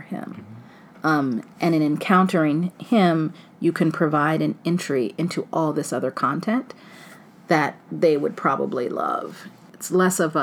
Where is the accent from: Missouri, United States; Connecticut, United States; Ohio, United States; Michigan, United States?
Ohio, United States; I grew up in Ohio in an all-black neighborhood.